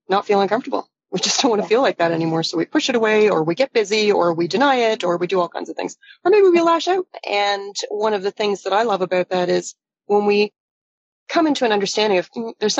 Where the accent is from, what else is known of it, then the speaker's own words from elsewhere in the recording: Toronto, Ontario, Canada; I am from Toronto. I am talking to you today from Toronto.